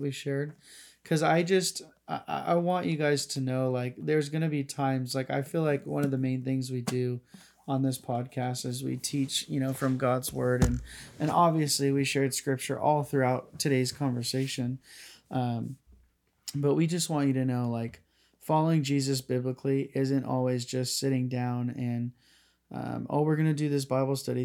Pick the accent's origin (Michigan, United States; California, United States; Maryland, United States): California, United States; Northern; I have my hometown here. I have my high school buddies that I know that were from here